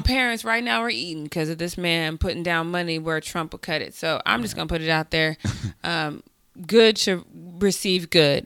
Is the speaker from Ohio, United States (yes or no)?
no; Colorado, United States; I grew up in Colorado